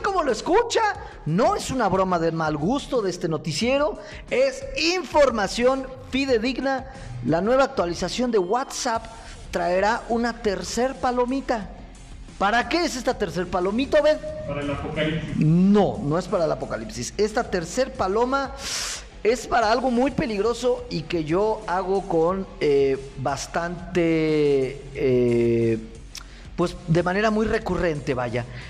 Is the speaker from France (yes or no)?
no; Mexico